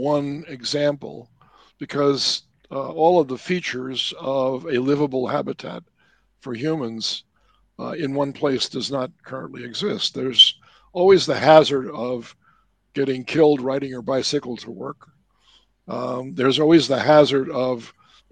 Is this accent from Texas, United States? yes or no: no; San Leandro, California, United States; also born or lived in New Orleans, Louisiana, United States; now in New Jersey, United States; We grew up in San Leandro, which is a suburb